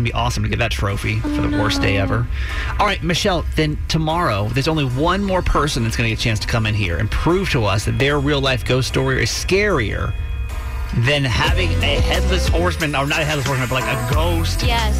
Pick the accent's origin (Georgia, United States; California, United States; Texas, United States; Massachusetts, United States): Georgia, United States; now in Maryland, United States; growing up in Georgia